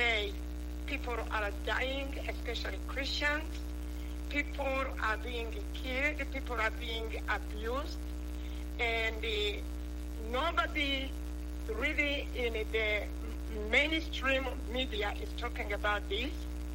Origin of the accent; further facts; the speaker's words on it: Rwanda; accent: Rwandan; now in United States; I am from Rwanda